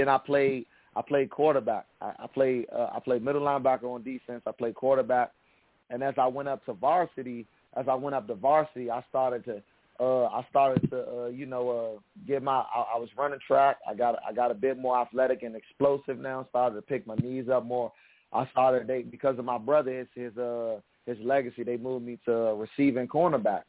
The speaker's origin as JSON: {"language": "English", "country": "United States", "tie": "born or raised there", "said": "I'm from the Washington D.C. Maryland area, so I grew up as a kid watching the Washington Redskins a lot"}